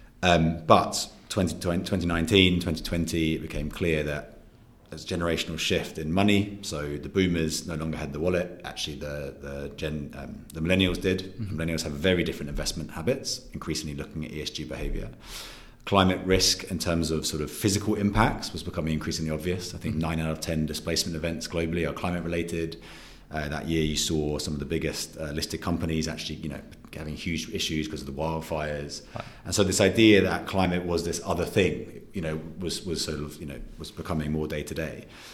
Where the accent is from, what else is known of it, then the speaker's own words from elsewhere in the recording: London, United Kingdom; also born or lived in New Zealand / New York; I'm originally from New Zealand, grew up in London